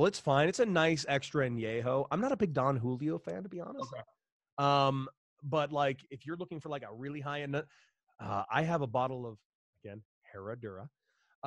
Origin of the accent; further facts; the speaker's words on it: Santa Monica, California, United States; now in El Paso, United States; Grew up in Santa Monica, California